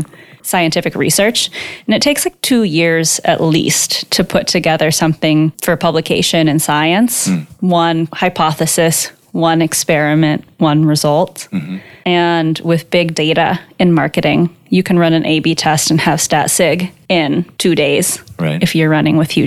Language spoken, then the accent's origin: English; Marin County, California, United States; also born or lived in San Francisco / Redwood City; I grew up in Marin County, California